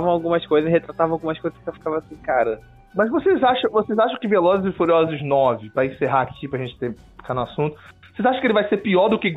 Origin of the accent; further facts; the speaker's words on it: Rio de Janeiro, Brazil; E como eu sou carioca